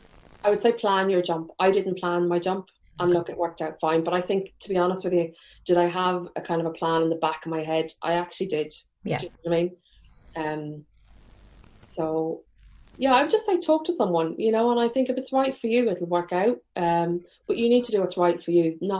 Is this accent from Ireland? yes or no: yes; Carlingford, Leinster, Ireland; moved away; also born or lived in Trim; I'm from Carlingford